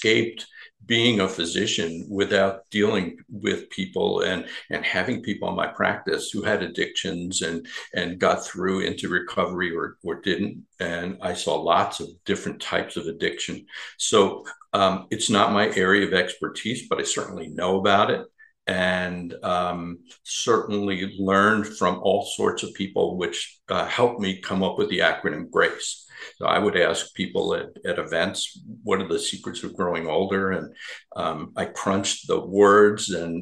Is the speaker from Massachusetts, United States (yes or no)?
no; New York, United States; I grew up in New York